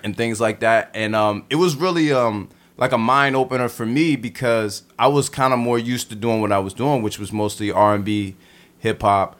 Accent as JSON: {"language": "English", "town": "Baltimore", "region": "Maryland", "country": "United States", "also_born_or_lived": "Crown Heights, Brooklyn", "moved": "yes", "said": "I'm from Baltimore, but I used to live in Crown Heights."}